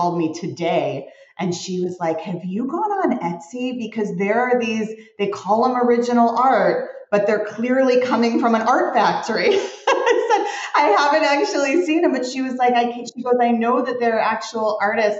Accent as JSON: {"language": "English", "town": "Arlington Heights", "region": "Illinois", "country": "United States", "tie": "born or raised there", "also_born_or_lived": "Evanston, Illinois", "moved": "as an adult", "lives_now": "Los Angeles, United States", "said": "I was born at Evanston Hospital, but I was raised in Arlington Heights"}